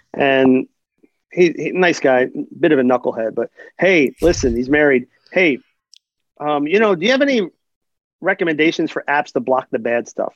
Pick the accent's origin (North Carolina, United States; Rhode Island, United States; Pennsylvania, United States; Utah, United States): Pennsylvania, United States; Philadelphia; also born or lived in New Jersey; I'm from Philly